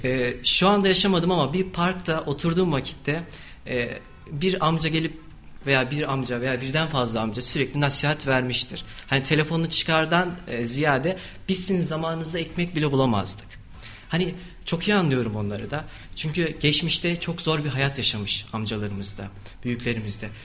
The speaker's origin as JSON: {"language": "Turkish", "region": "Kayseri Province", "country": "Turkey", "tie": "born or raised there", "also_born_or_lived": "Erzurum", "said": "aslen Erzurumluyum ama Kayseri'de doğup büyüdüm"}